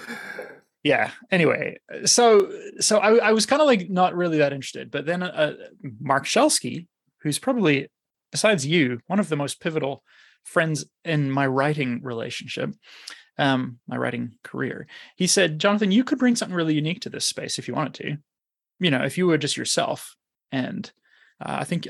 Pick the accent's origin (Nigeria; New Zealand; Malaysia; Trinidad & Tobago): New Zealand; I grew up in New Zealand, which was sports crazy